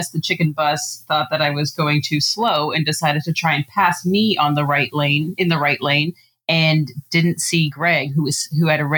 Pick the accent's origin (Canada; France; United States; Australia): Canada; I'm from Canada